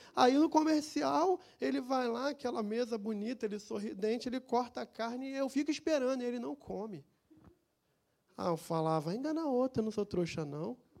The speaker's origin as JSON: {"language": "Portuguese", "region": "Rio de Janeiro", "country": "Brazil", "said": "lá no meu bairro tinha a escola de samba"}